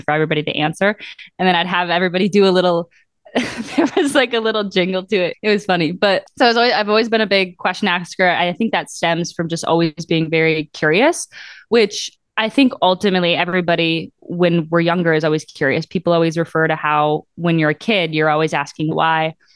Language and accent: English; Mosinee, Wisconsin, United States; moved away as an adult; now in Milwaukee, United States; Growing up in central Wisconsin, and then I moved to Milwaukee for school, and then I stayed